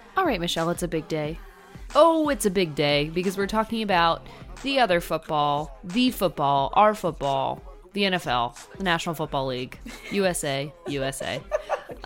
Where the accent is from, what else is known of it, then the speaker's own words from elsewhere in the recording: New Jersey, United States; I am from New Jersey